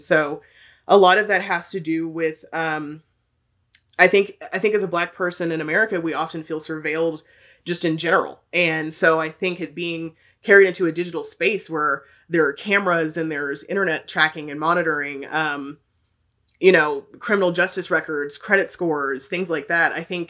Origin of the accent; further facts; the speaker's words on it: Texas, United States; also born or lived in Germany; So I was born in Germany to two military parents. My parents are both in the army, but I spent most of my life in Texas.